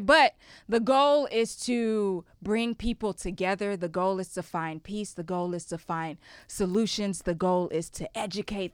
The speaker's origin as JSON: {"language": "English", "country": "Ghana", "tie": "born or raised there", "also_born_or_lived": "Houston, Texas, United States", "moved": "yes", "said": "I was born in Houston, Texas, I grew up in Ghana. And then when I came back to Houston, Texas"}